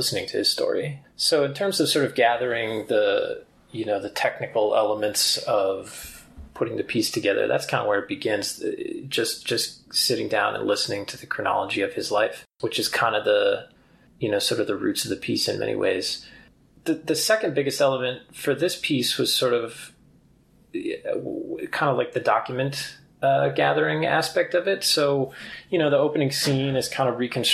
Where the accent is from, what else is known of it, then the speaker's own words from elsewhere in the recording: upstate New York, United States; also born or lived in New Hampshire; now in Colorado, United States; I grew up in the Northeast in upstate New York